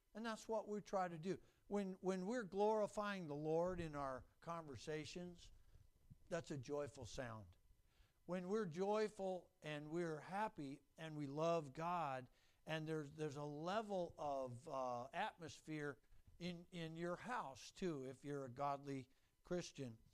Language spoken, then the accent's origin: English; Renton, Washington, United States; I grew up in Renton